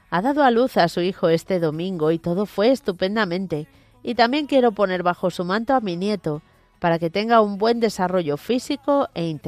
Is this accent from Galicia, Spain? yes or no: yes; Vigo, Galicia, Spain; de Vigo, la madre de Cristian y la mujer de Marcelo